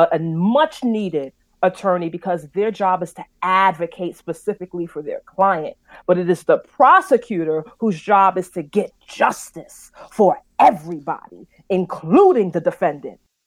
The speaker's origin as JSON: {"language": "English", "town": "New York City", "region": "New York", "country": "United States", "said": "I'm from Brooklyn"}